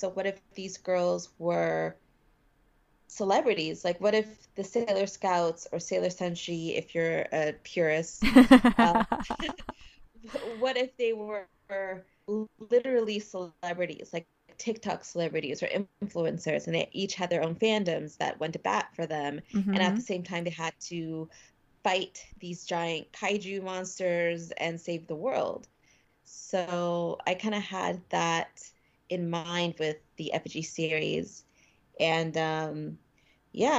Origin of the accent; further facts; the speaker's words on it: Canada; being a Canadian author